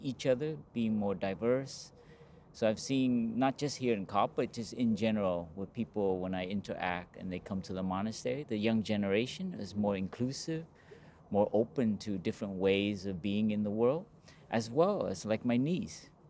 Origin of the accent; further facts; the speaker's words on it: Los Angeles, California, United States; I grew up in Los Angeles